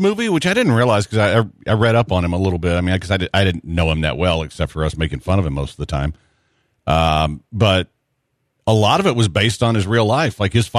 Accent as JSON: {"language": "English", "region": "Kentucky", "country": "United States", "said": "We're from Kentucky, and neither of us have gone to the horse track in a while."}